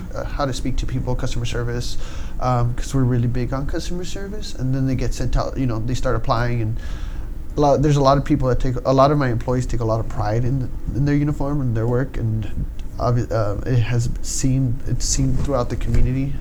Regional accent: Los Angeles, California, United States; moved away as an adult; now in Lakewood, United States; I was born and raised here in San Pedro

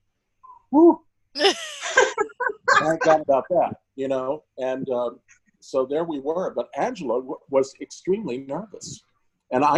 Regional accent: Washington, District of Columbia, United States; Washington, D.C., which strangely enough was where we opened the tour, my hometown

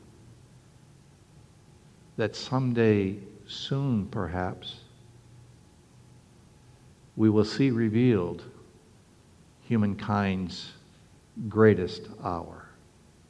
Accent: Canada; now in Norfolk, United States; When I was a young boy, young lad growing up in Canada

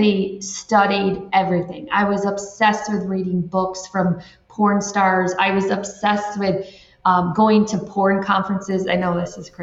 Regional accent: Michigan, United States; moved away as an adult; also born or lived in Florida; now in Ireland; I'm from Michigan

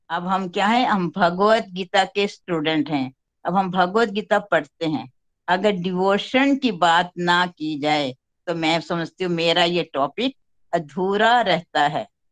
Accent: Chamba, Himachal Pradesh, India; मैं खुद पहाड़ों की रहने वाली हूँ मैं हिमाचल के चंबा शहर से बिलोंग करती हूँ

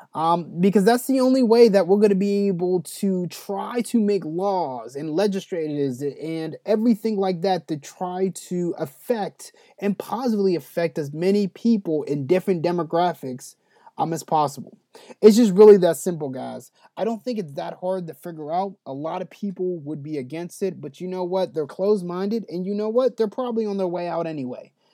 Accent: United States; us as the American people

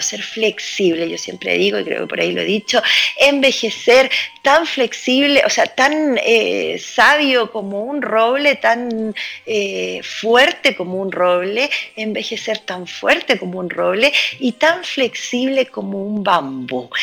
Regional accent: Santiago, Santiago Metropolitan Region, Chile; como santiaguino

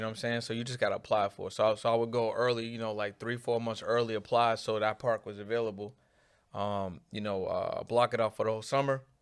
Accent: Boston, Massachusetts, United States; I'm from an area called Mattapan

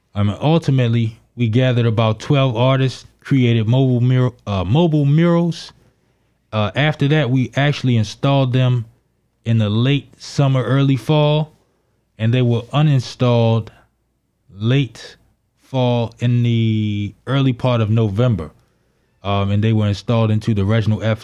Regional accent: Baltimore, Maryland, United States; I grew up in Baltimore, Maryland, in Northwest Baltimore City.

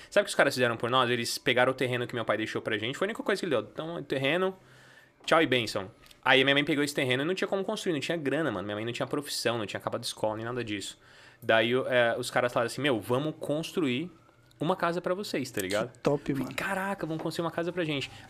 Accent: Santa Luzia, Minas Gerais, Brazil; also born or lived in São Paulo, Brazil; now in United States; eu nasci numa cidade chamada Santa Luzia, em Minas Gerais. Fica bem próximo de BH. E eu cresci numa favela chamada Zilá Expósito.

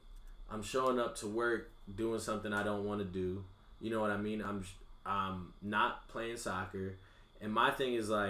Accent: Bloomfield, Connecticut, United States; I'm a kid from Bloomfield

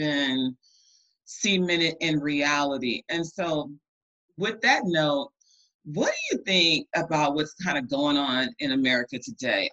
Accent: Compton, California, United States; I was raised in Compton, California

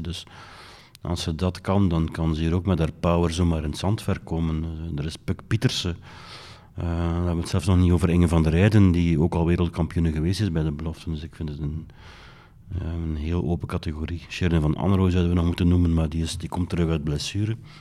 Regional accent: Belgium; Ik ben Belgen

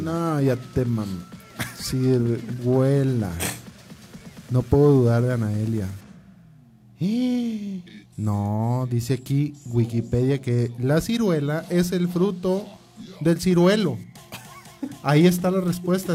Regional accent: Ramos Arizpe, Coahuila, Mexico

